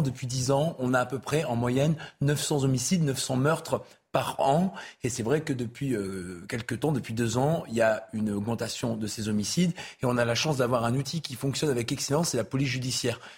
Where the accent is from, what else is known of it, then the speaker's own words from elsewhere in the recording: Nord-Pas-de-Calais, Hauts-de-France, France; je suis des Hauts-de-France, je suis du Nord-Pas-de-Calais.